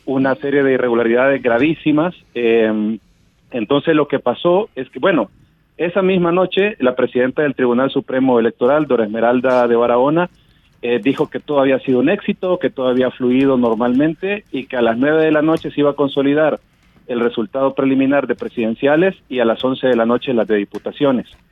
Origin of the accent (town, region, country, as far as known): El Salvador